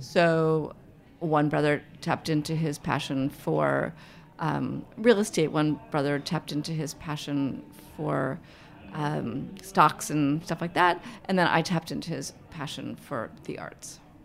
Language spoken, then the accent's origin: English; New York City, New York, United States; I grew up in Manhattan.